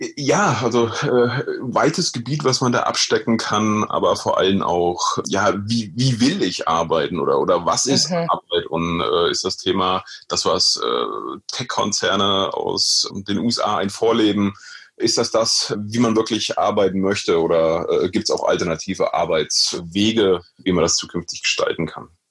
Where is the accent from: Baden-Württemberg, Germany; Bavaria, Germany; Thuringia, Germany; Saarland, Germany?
Thuringia, Germany; Meiningen; moved away; also born or lived in Oldenburg, Lower Saxony; Gebürtig aus Meining, Südthüringen